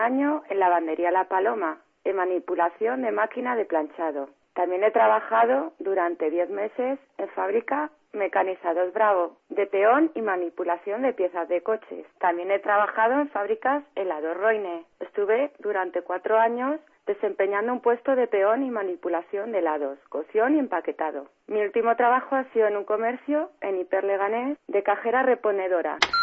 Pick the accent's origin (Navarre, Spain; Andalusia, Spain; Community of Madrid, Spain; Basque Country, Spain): Community of Madrid, Spain; Getafe; tengo 32 años, soy de Getafe, Madrid